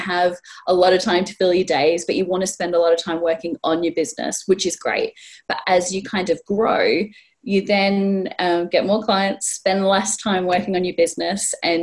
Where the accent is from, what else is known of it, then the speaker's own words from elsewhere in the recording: Australia; now in North East England, United Kingdom; I'm not originally from the Northeast. This isn't a Geordie accent. I was born in Australia